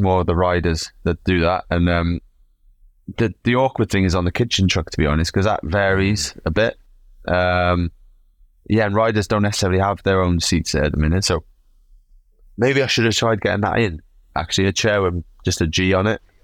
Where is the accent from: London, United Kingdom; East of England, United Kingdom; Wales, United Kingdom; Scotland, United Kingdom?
Wales, United Kingdom; I come from Wales, mate. Like, we like a drink